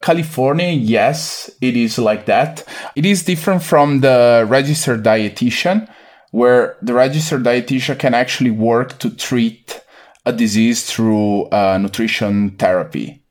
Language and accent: English; near Venice, Veneto, Italy; moved away as an adult; also born or lived in Milan, Italy; now in United States; I was born and raised in the Veneto region, a few kilometers from the, the city of, uh, Venice, Venezia, in Italy